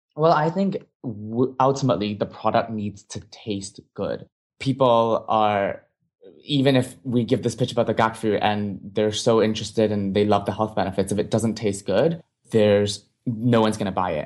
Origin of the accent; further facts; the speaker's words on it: Hong Kong; moved away as an adult; now in United States; I grew up in Hong Kong